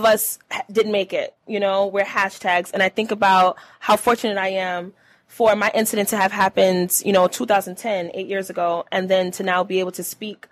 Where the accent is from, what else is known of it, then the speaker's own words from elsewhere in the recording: New York City, New York, United States; moved away as an adult; now in Buffalo, United States; I'm originally from Brooklyn, New York. I moved to Buffalo, New York about 8 years ago.